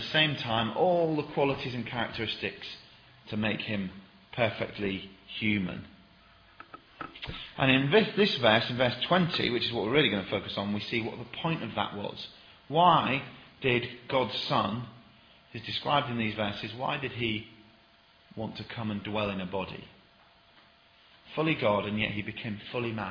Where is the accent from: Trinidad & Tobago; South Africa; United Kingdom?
United Kingdom; Sheffield, Yorkshire and the Humber; I'm from Sheffield